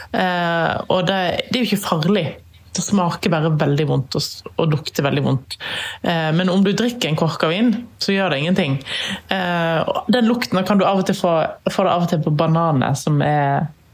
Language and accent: Norwegian; Norway; her hjemme i Norge